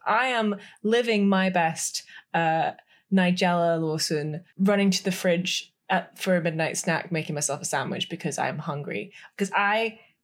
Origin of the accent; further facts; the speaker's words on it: United Kingdom; We we are so British